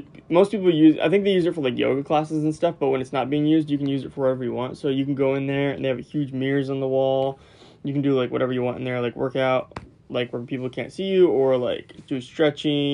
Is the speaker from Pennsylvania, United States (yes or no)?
no; Florida, United States; where I grew up in Florida